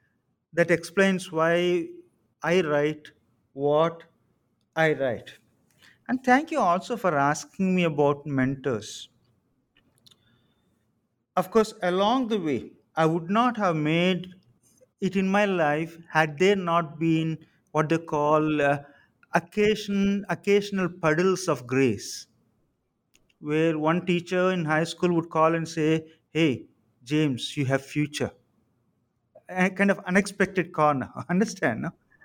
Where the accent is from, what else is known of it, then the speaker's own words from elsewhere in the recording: Samalkot, Andhra Pradesh, India; And I come from Samalkot, which is a kind of semi-rural, semi-urban, but I grew up at the margins.